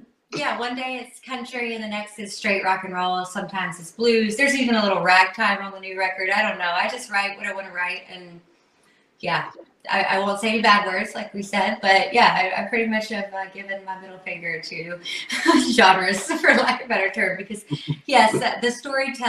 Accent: Burke County, North Carolina, United States; right here in Burke County, North Carolina. Yes, out in the country

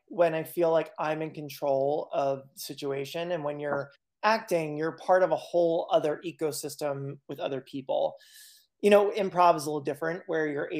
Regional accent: central Pennsylvania, United States; moved away as an adult; also born or lived in Berkshires, Massachusetts; now in Western Massachusetts, United States; I grew up in central Pennsylvania

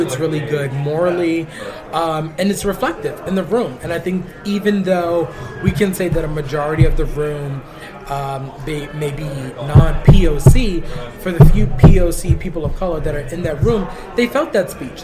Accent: New York City, New York, United States; I'm Puerto Rican. I grew up in the Bronx

